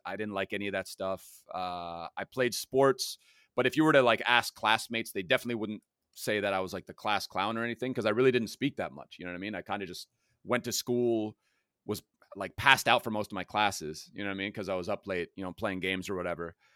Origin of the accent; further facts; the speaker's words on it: Germany; now in Los Angeles, United States; I grew up in Germany